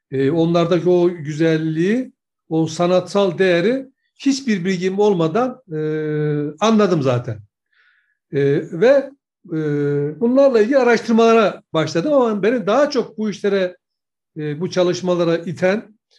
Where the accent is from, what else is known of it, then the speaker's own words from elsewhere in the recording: Kemaliye, Erzincan, Turkey; Şimdi e, bizim ben Erzincan Kemal'lıyım.